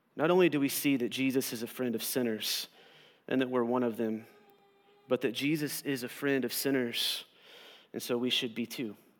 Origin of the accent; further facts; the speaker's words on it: Southern Oklahoma, United States; I grew up here in Southern Oklahoma